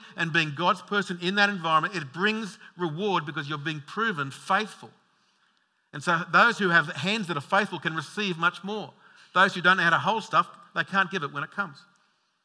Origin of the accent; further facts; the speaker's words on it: Logan, Queensland, Australia; I'm the bogan from Logan